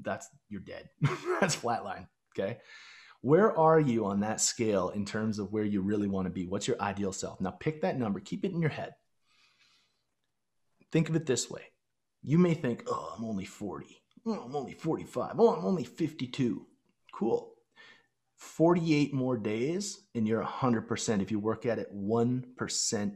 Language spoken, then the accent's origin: English; Chestermere, Alberta, Canada; growing up in Chestermere, Alberta